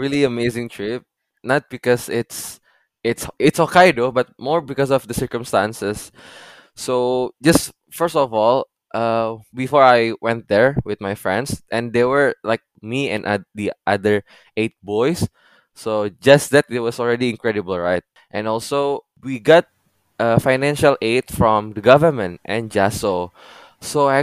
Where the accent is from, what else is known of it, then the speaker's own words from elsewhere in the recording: Indonesia; now in Japan; I'm from Indonesia.